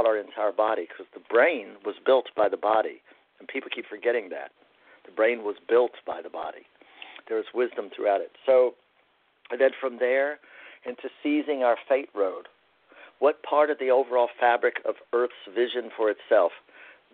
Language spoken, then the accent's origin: English; Appalachia, United States; as an Appalachian man